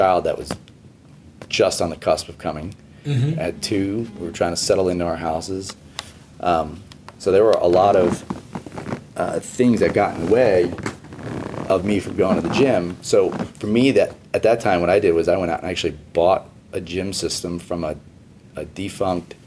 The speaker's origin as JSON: {"language": "English", "town": "Houston", "region": "Texas", "country": "United States", "also_born_or_lived": "New York City", "moved": "as an adult", "said": "when I relocated from New York back to Houston after getting married and having kids"}